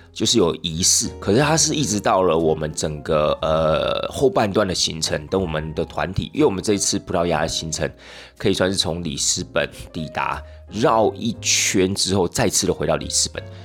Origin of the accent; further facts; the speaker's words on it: Taiwan; 包含我们台湾人啊